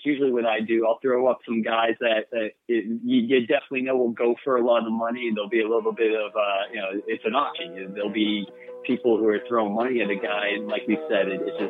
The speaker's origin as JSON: {"language": "English", "region": "New Hampshire", "country": "United States", "said": "I'm from New Hampshire."}